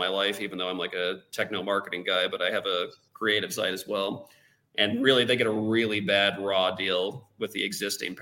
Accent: United States; moved away; I, as an American

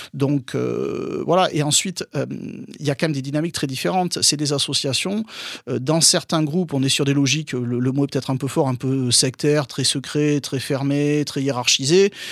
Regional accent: Bordeaux, Nouvelle-Aquitaine, France; je suis de Bordeaux, je, j'allais au stade à, à À Bordeaux

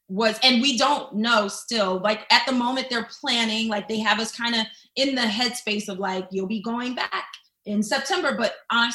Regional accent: Philadelphia, Pennsylvania, United States; accent: Philly; now in United Kingdom; I'm from Philly, so sometimes my Philly comes out

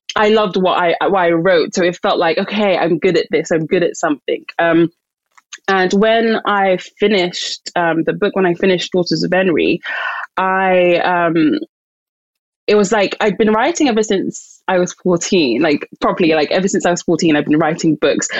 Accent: London, United Kingdom; I'm Nigerian, um, born and raised in London

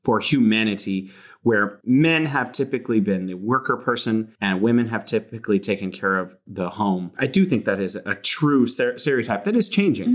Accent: California, United States; now in Wuhan, China; I'm from California, but now I'm living here in beautiful Wuhan

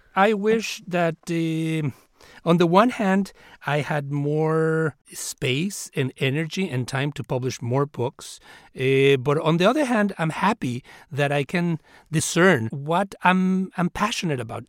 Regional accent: Mexico City, Mexico; now in United States; I grew up in Mexico City and uh, came to this country as an immigrant

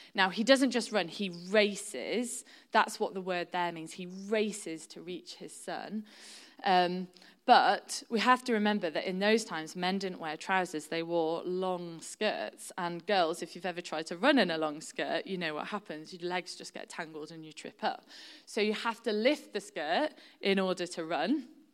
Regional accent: Shropshire, West Midlands, United Kingdom; now in York, United Kingdom; I've lived in York for, um, over twenty years now, but I'm originally from Shropshire, which is right on the border of North Wales

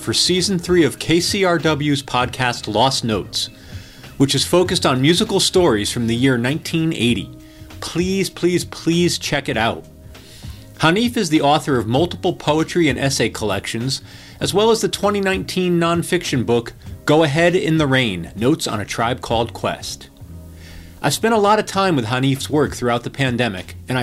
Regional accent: Hamden, Connecticut, United States; moved away as an adult; now in New York, United States; I grew up in Hamden

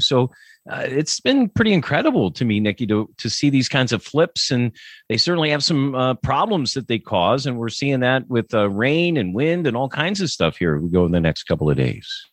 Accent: Pennsylvania, United States; I'm from Pennsylvania

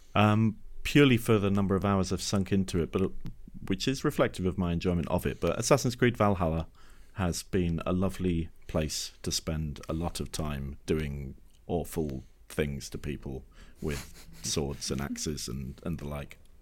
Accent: Exeter, South West England, United Kingdom; I grew up in Exeter

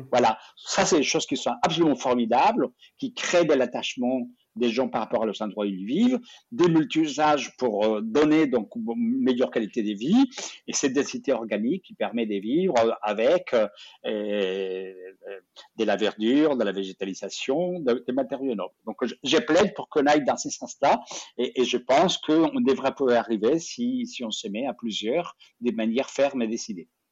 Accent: France; dans nos vies ici, chez nous, en Europe, en, France.

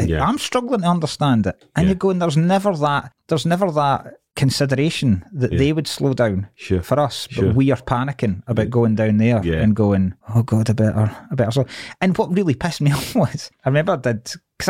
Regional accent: Dumfries, Scotland, United Kingdom; moved away as an adult; now in Glasgow, United Kingdom; So I grew up in Dumfries.

